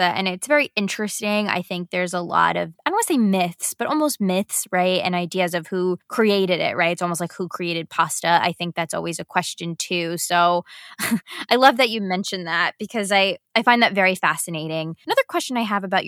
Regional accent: New York, United States; as a New Yorker

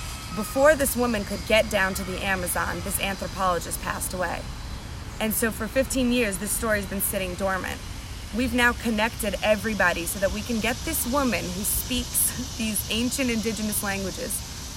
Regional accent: New Jersey, United States; New Jersey.

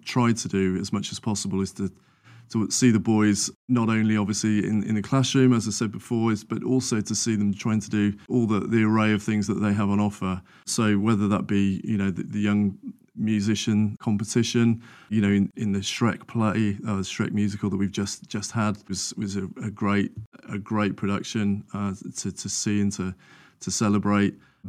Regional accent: Sutton Coldfield, West Midlands, United Kingdom; So I grew up in Sutton Coalfield, which is just north of Birmingham.

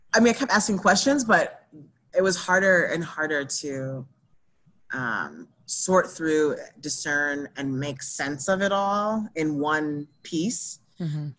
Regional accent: New Orleans, Louisiana, United States; I was born in New Orleans

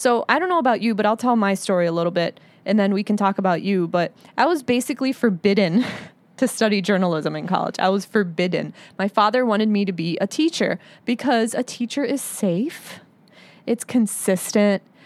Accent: United States; I'm Arab American and I'm a Muslim

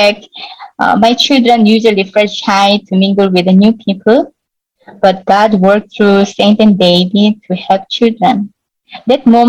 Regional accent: South Korea; moved away as an adult; now in India; we are from Korea.

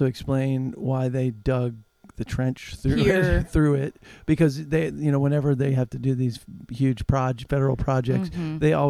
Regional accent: Warrensburg, Missouri, United States; moved away; growing up in small town Missouri, in Warrensburg

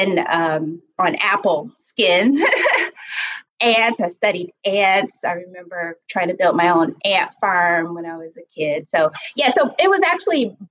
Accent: Detroit, Michigan, United States; moved away as an adult; now in Baltimore, United States; I was born in Baltimore and I was raised in Detroit

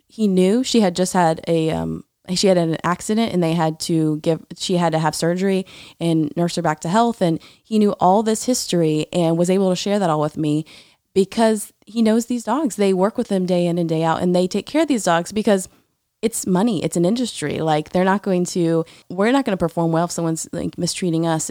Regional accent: Tallahassee, Florida, United States; I grew up in a neighborhood in Tallahassee

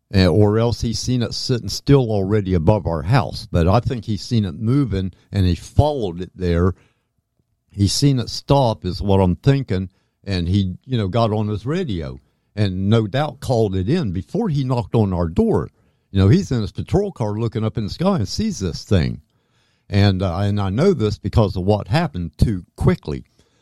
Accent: Fairborn, Ohio, United States; also born or lived in Dayton; Now, I was born in 1955 in Dayton, Ohio. And so I was born in 55, Dayton, Ohio. And when I was 3 years old, we moved to Fairborn, Ohio from Dayton.

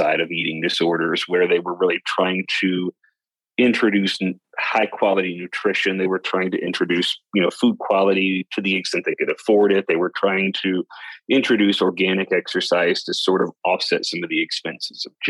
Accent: West Kentucky, United States; accent: Southern drawl; moved away; I'm from West Kentucky originally

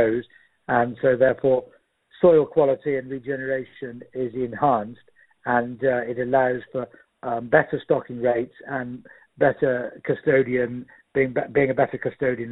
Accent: Shropshire, West Midlands, United Kingdom; moved away as an adult; now in Doylesburg, United States; we've always grown up with, being from Britain in Shropshire.

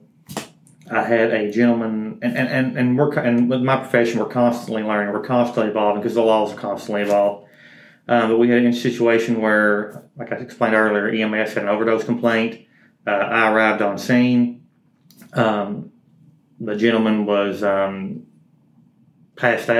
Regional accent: Powell County, Kentucky, United States; Born and raised in Powell County

